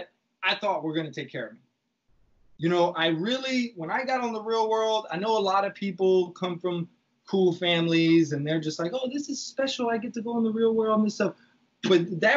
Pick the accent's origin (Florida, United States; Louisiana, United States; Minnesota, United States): Louisiana, United States; Lake Charles; moved away as an adult; also born or lived in New Orleans; now in New York, United States; Lake Charles was like my backpacking trip in my hometown